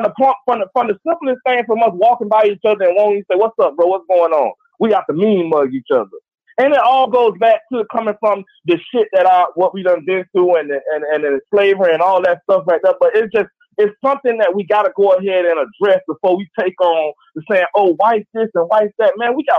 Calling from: Gainesville, Florida, United States; I'm calling from Gainesville, Florida.

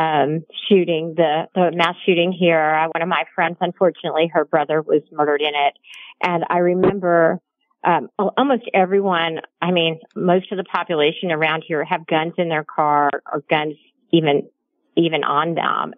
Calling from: Odessa, Texas, United States; I'm calling from Texas. You know, I live in Midland, Odessa.

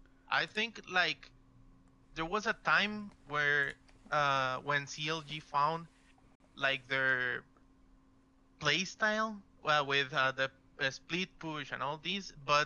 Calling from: Costa Rica; I'm calling from Costa Rica.

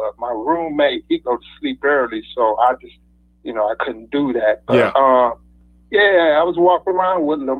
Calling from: Detroit, Michigan, United States; from Detroit.

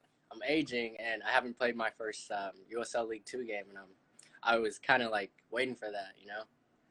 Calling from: San Jose, California, United States; 18 years old. I'm calling from the Bay Area, California. San

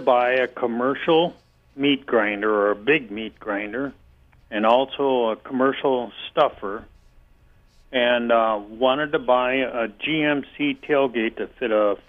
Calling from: St. Cloud, Minnesota, United States; St. Cloud.

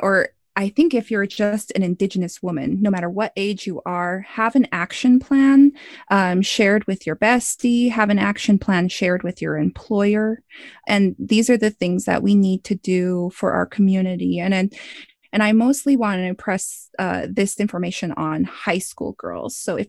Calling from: Missoula, Montana, United States; I'm calling from Missoula, Montana right now.

